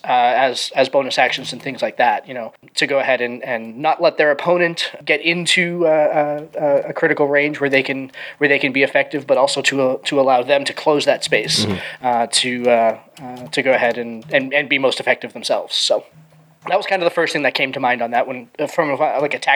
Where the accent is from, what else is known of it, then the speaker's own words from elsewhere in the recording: Boston, Massachusetts, United States; I was born in Boston. I live a little bit further north from that now